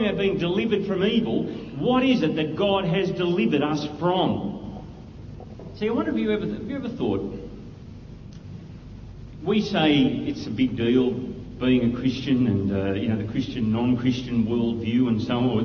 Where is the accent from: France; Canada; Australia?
Australia; I'm an Aussie